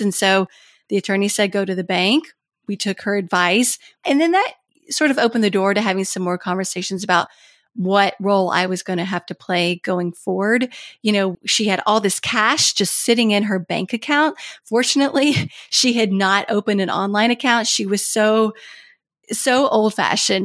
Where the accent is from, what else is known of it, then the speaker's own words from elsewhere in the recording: Kentucky, United States; moved away as an adult; also born or lived in Washington, D.C.; I had moved to my home state of Kentucky, actually across the street from my mom